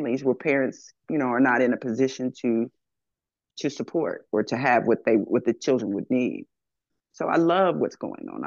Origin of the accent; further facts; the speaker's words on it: Texas, United States; moved away as an adult; also born or lived in Royersford, Pennsylvania; now in Philadelphia, United States; I'm a Texas person. I came in from Texas.